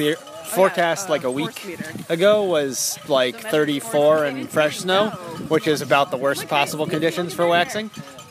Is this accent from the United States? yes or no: yes; Minneapolis, Minnesota, United States; I'm from Minneapolis